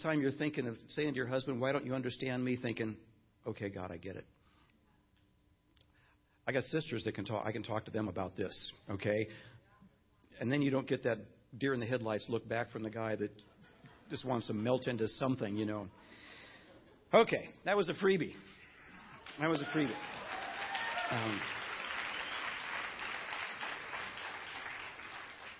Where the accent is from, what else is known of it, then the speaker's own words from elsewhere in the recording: Chicago, Illinois, United States; moved away as an adult; now in Los Angeles, United States; Nancy and I were in Chicago, where we expected to be the rest of our lives, our ministry lives, and we grew up in Chicago